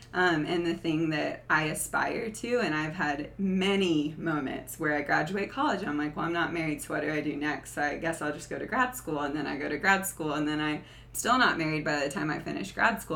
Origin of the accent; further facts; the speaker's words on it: the South, United States; I grew up in the South